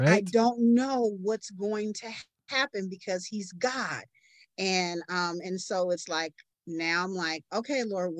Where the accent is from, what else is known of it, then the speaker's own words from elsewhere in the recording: Oakland, California, United States; moved away as an adult; now in Houston, United States; I'm originally from Oakland, California, the Bay Area. And I relocated to Houston, Texas in 2019